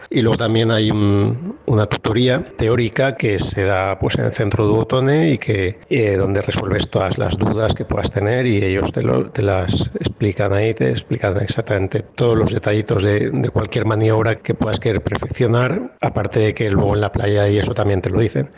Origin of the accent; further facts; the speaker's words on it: Spain; somos cuatro españoles